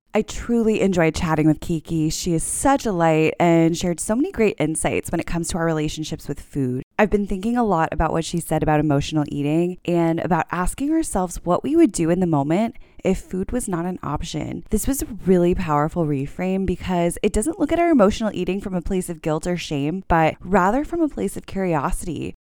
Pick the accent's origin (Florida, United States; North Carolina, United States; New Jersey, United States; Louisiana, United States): Florida, United States; South; growing up in South Florida, you learn Spanish